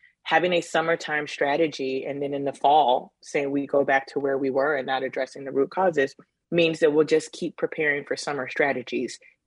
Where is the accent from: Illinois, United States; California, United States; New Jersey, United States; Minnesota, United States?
Illinois, United States; Chicago; being a kid growing up in Cabrini